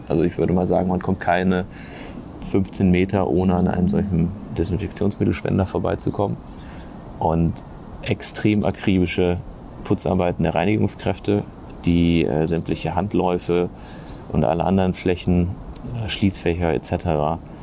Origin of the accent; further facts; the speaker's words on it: Germany; als Europäer oder als Deutscher